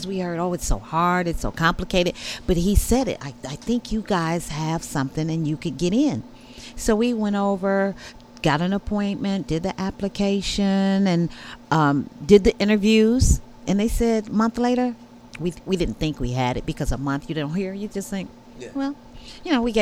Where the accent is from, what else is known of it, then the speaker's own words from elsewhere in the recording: Detroit, Michigan, United States; moved away as an adult; also born or lived in Southern California; I was born in Detroit. Grew up in the 60s, the Motown